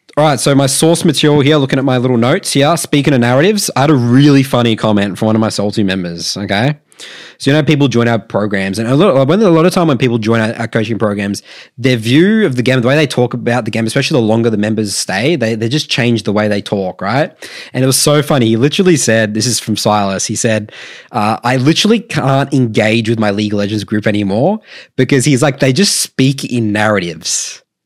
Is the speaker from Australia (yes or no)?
yes; Australia; we're Australian